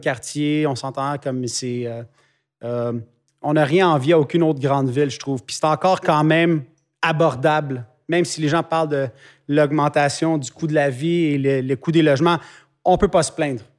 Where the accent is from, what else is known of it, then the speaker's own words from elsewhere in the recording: Quebec, Canada; mes racines sont ici. C'est ici que j'ai fondé une famille. Mhm. C'est ici qu'on a fondé une business. Fait qu'à la fin, je suis québécois